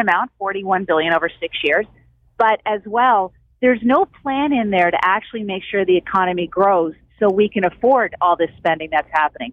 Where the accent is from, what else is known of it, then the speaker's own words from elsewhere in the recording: Cape Breton, Nova Scotia, Canada; moved away; I come from Cape Breton where there were company houses